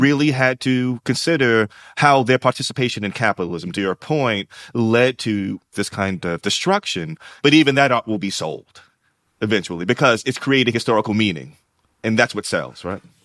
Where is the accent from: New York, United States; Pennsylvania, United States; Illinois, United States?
New York, United States; I'm also a kid raised in New York. They're from Alabama, I'm from New York